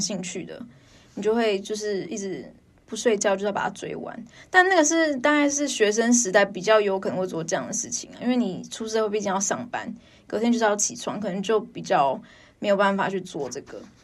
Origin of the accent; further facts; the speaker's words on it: Taipei, Taiwan; 因为我是台北人